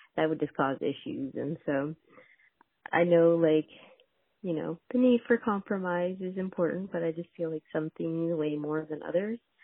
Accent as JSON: {"language": "English", "country": "Canada", "tie": "born or raised there", "moved": "yes", "lives_now": "Houston, United States", "said": "I grew up in Canada"}